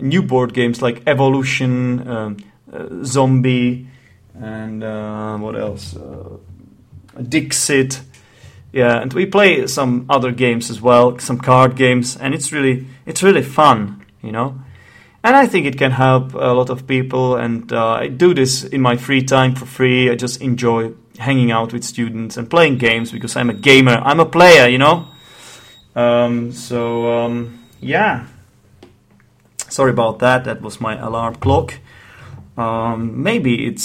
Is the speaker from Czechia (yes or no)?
yes; Czechia; accent: Czech; English is a second language; the Czech Republic, which is the country I am from. Yes, that's right, I'm Czech, in case you haven't noticed my accent.